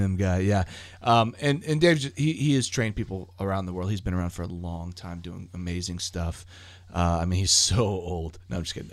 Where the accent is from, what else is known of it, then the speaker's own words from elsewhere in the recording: United States; I'm an American